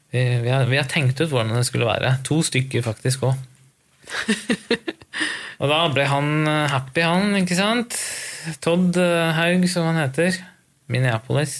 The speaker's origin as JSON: {"language": "Norwegian", "town": "Lillehammer", "region": "Innlandet", "country": "Norway", "tie": "born or raised there", "said": "Lillehammer er jo liksom stedet hvor jeg vokste opp. Eller si, jeg er fra Gudbrandsdalen, så jeg gikk på skole"}